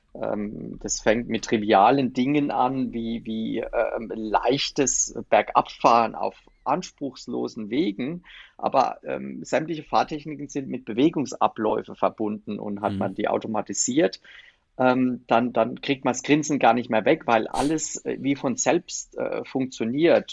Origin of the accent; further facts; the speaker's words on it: Palatinate Forest, Rhineland-Palatinate, Germany; der Pfälzerwald mir äh, mit meiner Heimat besonders am Herzen liegt